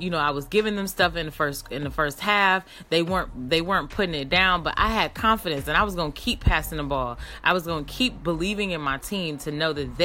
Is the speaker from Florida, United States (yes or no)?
no; Cleveland, Ohio, United States; I'm from Cleveland